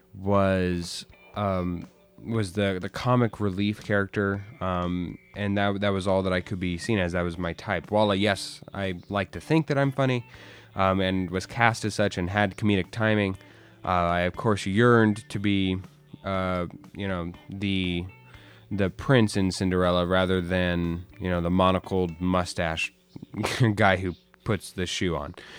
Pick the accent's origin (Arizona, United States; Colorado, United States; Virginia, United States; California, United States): Arizona, United States; now in Los Angeles, United States; I'm from Arizona and moved